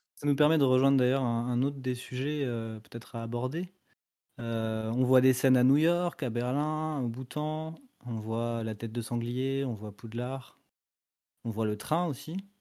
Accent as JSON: {"language": "French", "country": "France", "said": "qu'on est français et pas et pas américain"}